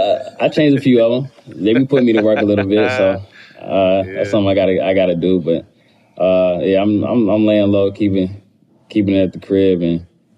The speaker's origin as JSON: {"language": "English", "town": "Charlotte", "region": "North Carolina", "country": "United States", "tie": "born or raised there", "said": "That stuff both of us had to deal with our whole life growing up in Charlotte, being son of an NBA player who played there for 10 years."}